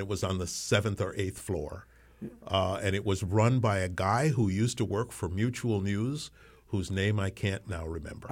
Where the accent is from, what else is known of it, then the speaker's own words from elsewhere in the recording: New York City, New York, United States; also born or lived in Colón, Panama; I, I grew up, uh, in New York City, although I wasn't born there. Um, I was born in, uh, Cullen, Panama